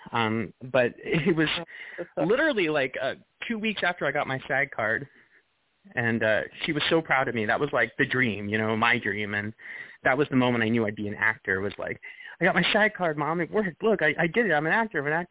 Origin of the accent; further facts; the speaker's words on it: Long Island, New York, United States; I grew up in Long Island.